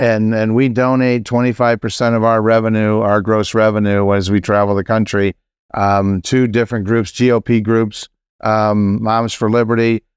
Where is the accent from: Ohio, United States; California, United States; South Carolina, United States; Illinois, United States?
South Carolina, United States; I'm from South Carolina